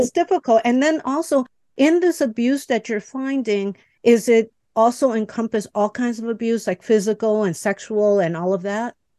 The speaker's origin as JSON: {"language": "English", "town": "Chicago", "region": "Illinois", "country": "United States", "tie": "born or raised there", "second_language": "English", "said": "I was born and raised in Chicago"}